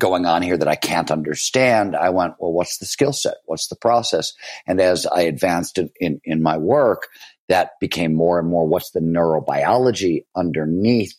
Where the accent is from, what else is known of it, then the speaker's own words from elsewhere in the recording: Cleveland, Ohio, United States; also born or lived in Chicago, Illinois; I was born in Chicago, but we moved to Cleveland very early on